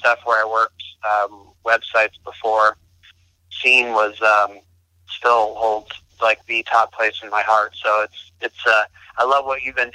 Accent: Bay Area, California, United States; moved away as an adult; also born or lived in Charlotte; I grew up in the Bay Area and in California

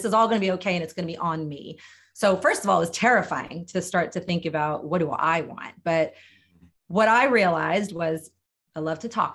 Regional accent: Delaware, United States; I grew up in Delaware

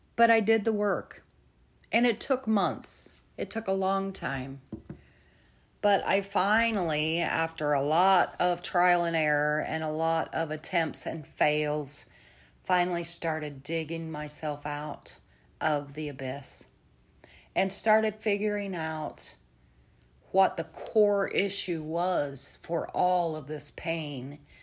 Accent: central Illinois, United States; my family is based in central Illinois

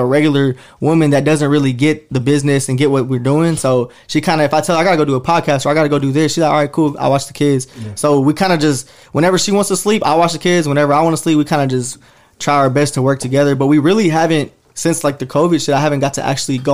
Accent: Dallas, Texas, United States; we're from Dallas, I'm from Dallas

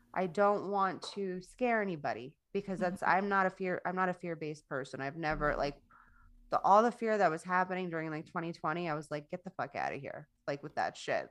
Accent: Coral Springs, Florida, United States; my hometown in Stoneman in Stoneman Douglas in Coral Springs, Florida

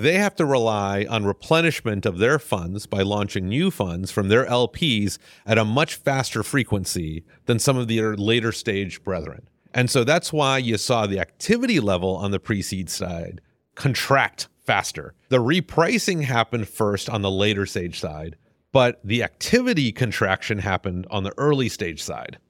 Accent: Houston, Texas, United States; also born or lived in Clear Lake; I grew up in Houston. I don't think I'm, I qualify as native 'cause I got here in middle school

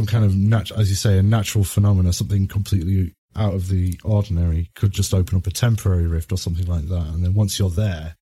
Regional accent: United Kingdom; as a British person

